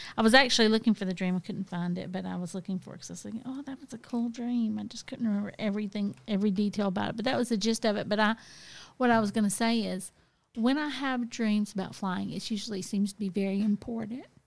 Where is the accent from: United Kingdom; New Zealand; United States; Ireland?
United States; the South; growing up in the South, I mean, look, my relatives were always living in trailers